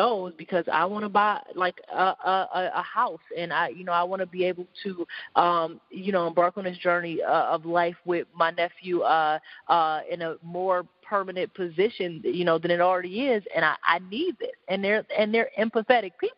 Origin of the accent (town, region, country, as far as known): Detroit, Michigan, United States